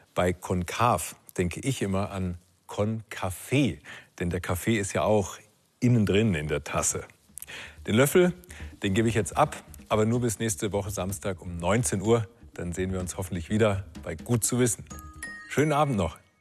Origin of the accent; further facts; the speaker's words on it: Germany; Bei uns in Deutschland